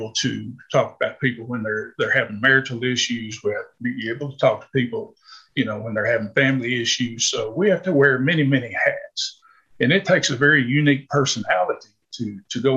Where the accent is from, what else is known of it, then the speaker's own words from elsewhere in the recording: Arkansas, United States; I was born and raised here in Arkansas